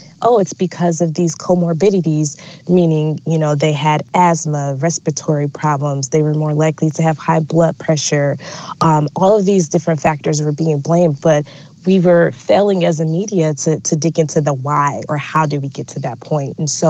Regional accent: Detroit, Michigan, United States; Detroit, my hometown

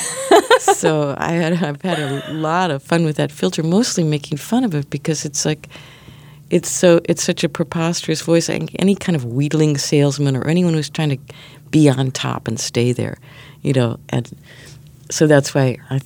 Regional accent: near Chicago, Illinois, United States; now in New York, United States; I grew up near Chicago and then moved to New York

